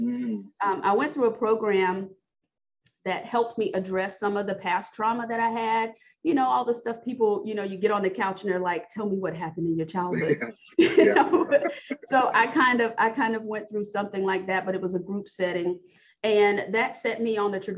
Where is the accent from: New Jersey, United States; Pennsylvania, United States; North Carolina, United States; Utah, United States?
North Carolina, United States; moved away as an adult; now in Missouri, United States; I'm originally from North Carolina. So my husband's job got relocated to Missouri